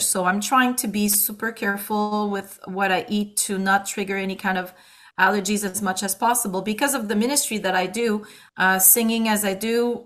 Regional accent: Quebec City, Quebec, Canada; accent: Quebec; moved away as an adult; now in Ontario, Canada; the accent is not because I come from Canada, it's because I come from Quebec and particularly from the uh, uh, the city of Quebec City

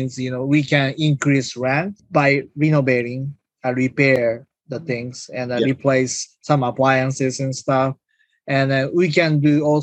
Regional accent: Japan; moved away as an adult; now in United States; I'm originally from Japan, and I came here when I was 19 for college, and I finished school in US

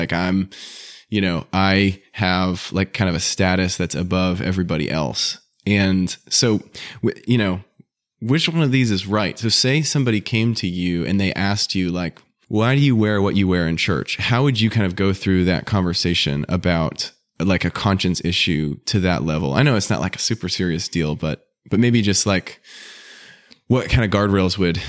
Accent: New Hampshire, United States; there's a great brother who I grew up in New Hampshire

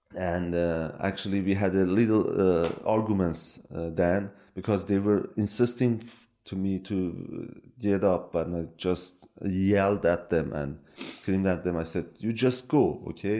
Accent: Iran; born or raised there; first language Kurdish; English is a second language; moved away as an adult; also born or lived in Norway; now in Turkey

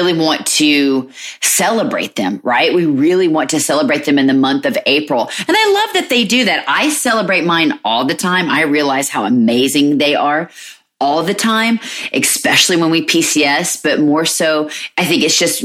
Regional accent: Alabama, United States; moved away as an adult; we're originally from Alabama because that's where their dad and I grew up.

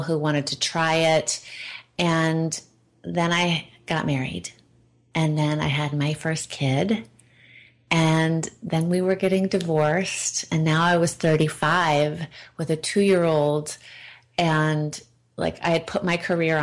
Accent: Oregon, United States; I was raised by hippies in Oregon on an old organic farm

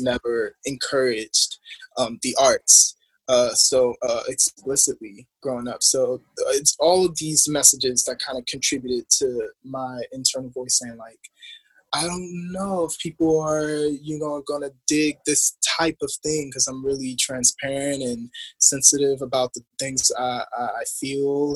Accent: Baltimore, Maryland, United States; also born or lived in Harlem, New York; now in Los Angeles, United States; I'm just this quirky middle child that's from Baltimore

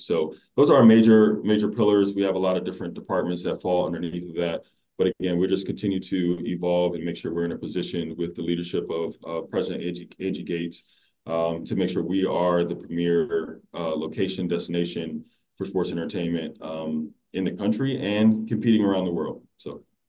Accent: Washington, District of Columbia, United States; I was born in Washington, D.C.

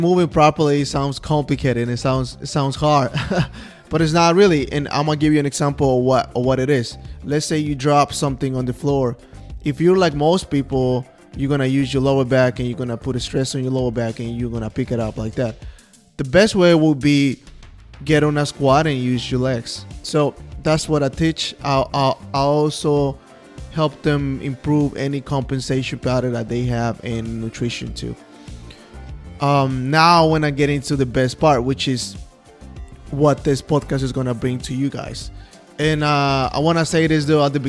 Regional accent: Guatemala City, Guatemala Department, Guatemala; English is a second language; moved away as an adult; also born or lived in Manassas, Virginia, United States; now in United States; I'm from Guatemala City. That is what the accent is from

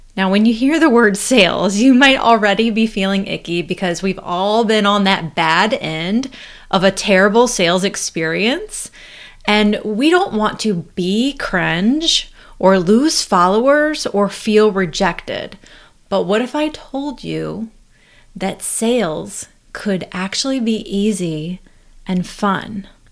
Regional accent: North Carolina, United States; I'm actually from North Carolina

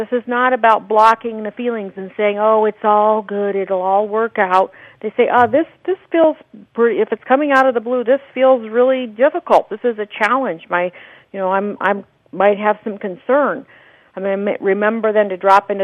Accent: Scottsdale, Arizona, United States; here in my hometown of Scottsdale

